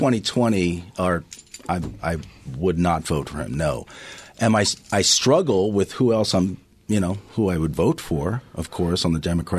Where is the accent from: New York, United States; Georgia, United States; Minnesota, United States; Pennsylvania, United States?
New York, United States; Long Island; I grew up on Long Island, and I grew up about 20 minutes from where Donald Trump grew up. He grew up in Jamaica Estates. I grew up in the five towns.